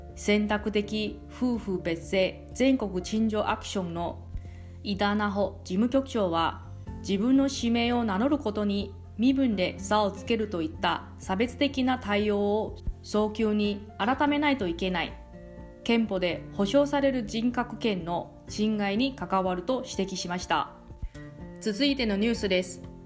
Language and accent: Japanese; Taiwan; now in Okinawa, Japan; あなたの地元の台湾